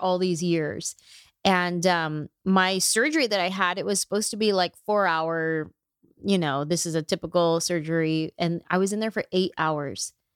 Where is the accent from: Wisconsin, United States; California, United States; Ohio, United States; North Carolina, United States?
California, United States; Bay Area; now in Los Angeles, United States; I'm from the Bay Area. I've been in L A for twenty years